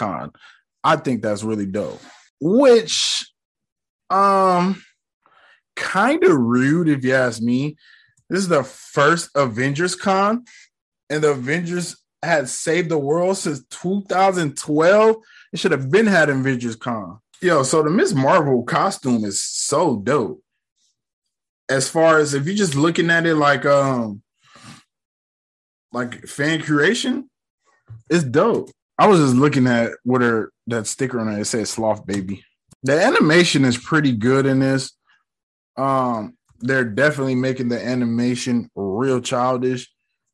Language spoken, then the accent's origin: English; United States; I grew up in America